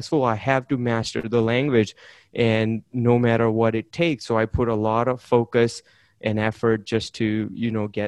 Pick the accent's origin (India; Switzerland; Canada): India; English is a second language; moved away; I'm an immigrant from India. I came here, learned to speak English